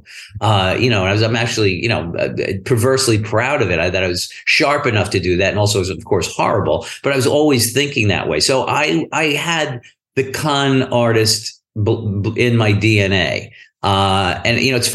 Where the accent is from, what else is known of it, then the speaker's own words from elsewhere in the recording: New York City, New York, United States; I grew up in Brooklyn